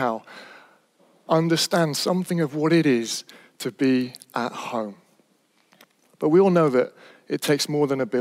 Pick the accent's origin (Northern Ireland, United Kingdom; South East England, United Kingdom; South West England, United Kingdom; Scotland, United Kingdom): South West England, United Kingdom; Stroud; I was brought up in Stroud in Gloucestershire, the Cotswolds, beautiful place.